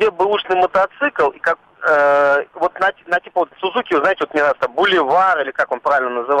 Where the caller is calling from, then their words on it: Zelenograd, Moscow, Russia; Э, я из Зеленограда, ну, из, из-под Зеленограда